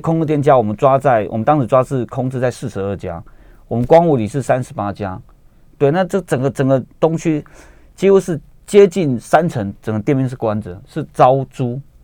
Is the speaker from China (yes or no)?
no; Taipei, Taiwan; 我们台北人呢，也是很遵守法规的